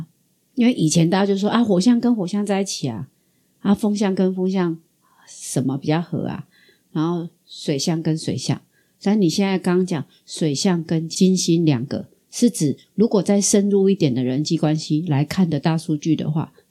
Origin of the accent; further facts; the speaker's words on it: Taiwan; accent: Taiwanese Mandarin; 啊，我怎么台湾国语嘴巴有桃胶？